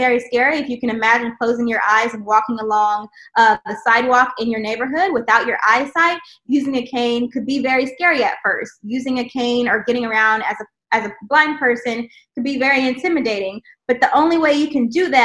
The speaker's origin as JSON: {"language": "English", "region": "the South", "country": "United States", "tie": "born or raised there", "said": "I grew up in the South"}